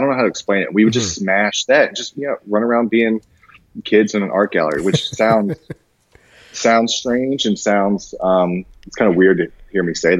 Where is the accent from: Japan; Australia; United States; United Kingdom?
Japan; And so I grew up mostly overseas. I grew up mostly in Japan, during my formative years, about like 8 years, 11 years, something like that.